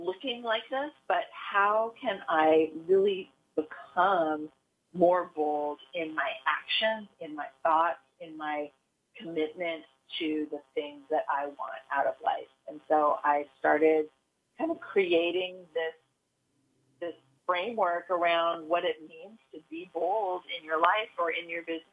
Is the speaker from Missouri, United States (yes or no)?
no; Silicon Valley, California, United States; I grew up in Silicon Valley.